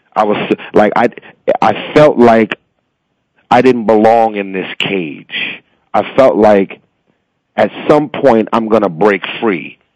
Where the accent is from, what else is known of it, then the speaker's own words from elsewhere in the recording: Los Angeles, California, United States; I was born and raised in South Central